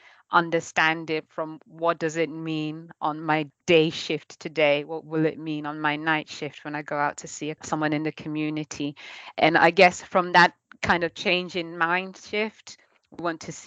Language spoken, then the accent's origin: English; Kenya; moved away as an adult; now in Norwich, United Kingdom; I was born and brought up in Kenya, and then I came over to study at the UEA, and ever since I've always been in Norwich in Norfolk